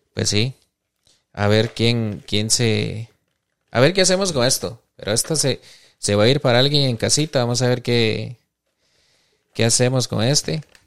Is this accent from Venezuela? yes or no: no; Costa Rica; nosotros como cultura costarricense